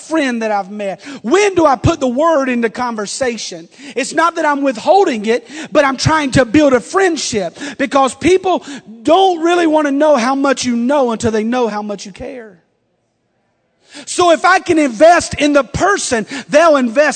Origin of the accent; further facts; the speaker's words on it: the South, United States; I'm from the South. We're a little different.